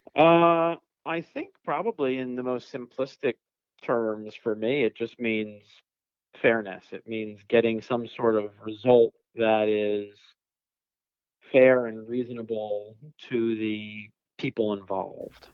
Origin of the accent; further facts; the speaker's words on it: Philadelphia, Pennsylvania, United States; now in West Coast, United States; I grew up in uh, Philadelphia, so I'm originally from the East Coast